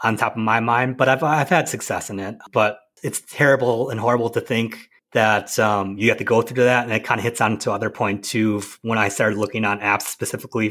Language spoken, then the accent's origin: English; Wisconsin, United States; I was raised in Wisconsin in a small like town.